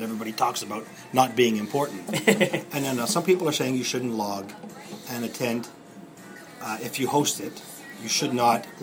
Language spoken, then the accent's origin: English; Moncton, New Brunswick, Canada; When I grew up in Moncton.